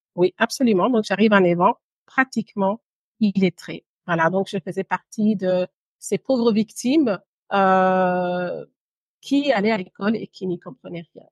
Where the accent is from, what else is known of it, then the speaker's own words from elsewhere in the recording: Brussels, Brussels-Capital Region, Belgium; moved away as an adult; also born or lived in Guinea; now in London, United Kingdom; J'ai grandi à Bruxelles, en Belgique, pendant mon adolescence et une partie de mon enfance d'ailleurs.